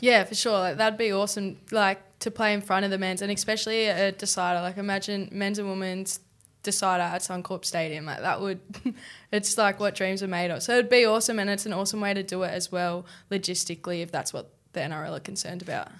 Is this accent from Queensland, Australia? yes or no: no; Tweed Heads, New South Wales, Australia; up to Tweed when I was seven